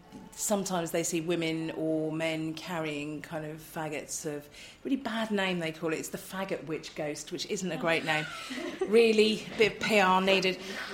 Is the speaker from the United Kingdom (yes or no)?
yes; Bury St Edmunds, East of England, United Kingdom; I grew up in Bury St Edmunds, and each year in August, my parents would search the local free press, probably ours.